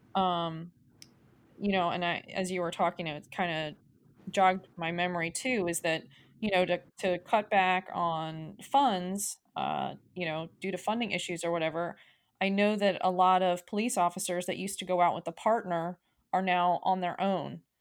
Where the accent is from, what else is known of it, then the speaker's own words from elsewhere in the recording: United States; as an American people